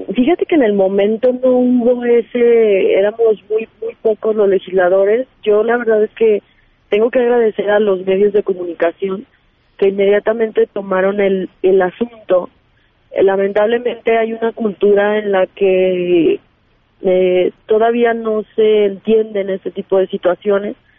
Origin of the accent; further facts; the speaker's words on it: Aguascalientes, Mexico; soy de Aguascalientes, eh, entonces eh, tengo que estar acá en la Ciudad de México